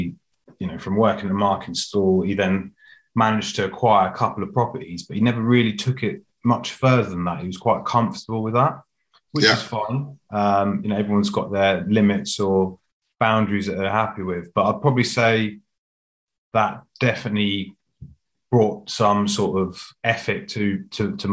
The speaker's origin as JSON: {"language": "English", "town": "Reading", "region": "South East England", "country": "United Kingdom", "tie": "born or raised there", "also_born_or_lived": "London", "said": "I was born in Reading actually. So yeah, just outside London."}